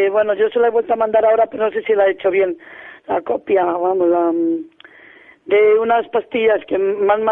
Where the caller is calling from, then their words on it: Salamanca, Castile and León, Spain; Soy … de Salamanca.